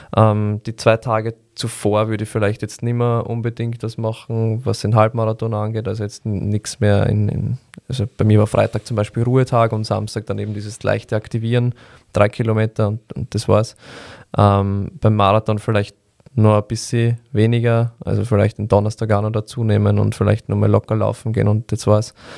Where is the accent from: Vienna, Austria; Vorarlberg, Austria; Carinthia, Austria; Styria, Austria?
Vienna, Austria; bei uns in Wien